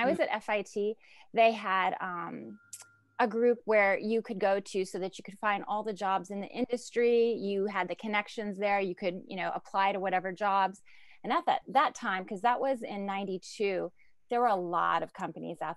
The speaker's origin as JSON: {"language": "English", "region": "Ohio", "country": "United States", "tie": "born or raised there", "moved": "as an adult", "lives_now": "New York, United States", "said": "growing up in Ohio"}